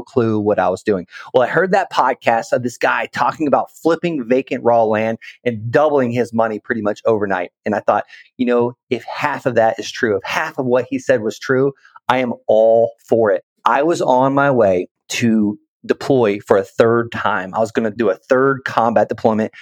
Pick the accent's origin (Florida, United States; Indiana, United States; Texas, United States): Florida, United States; Okeechobee; moved away as an adult; also born or lived in Colorado Springs, Colorado; I'm actually from Okeechobee, Florida